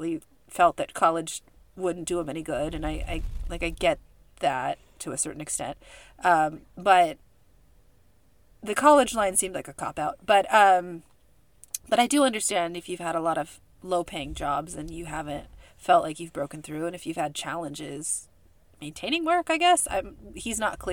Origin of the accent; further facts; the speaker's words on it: California, United States; accent: California; my California accent